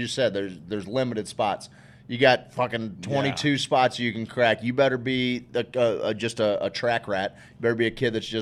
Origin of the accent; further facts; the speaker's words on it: United States; as an American kid